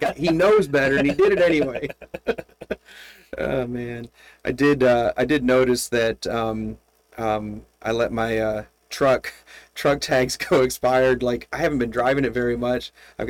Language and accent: English; Flint, Michigan, United States; So I grew up outside of Flint, Michigan, and... It was like General Motors, everything.